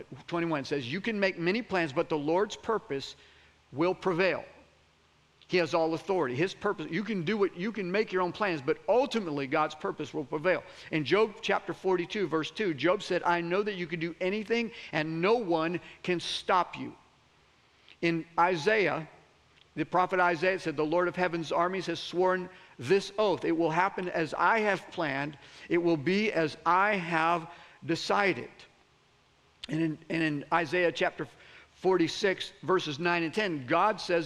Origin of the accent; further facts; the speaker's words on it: Florida, United States; I'm from Florida.